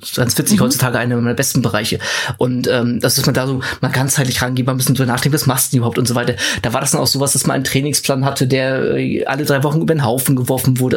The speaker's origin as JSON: {"language": "German", "town": "Schwerin", "region": "Mecklenburg-Vorpommern", "country": "Germany", "tie": "born or raised there", "moved": "yes", "said": "ich komme aus Schwerin ganz ursprünglich"}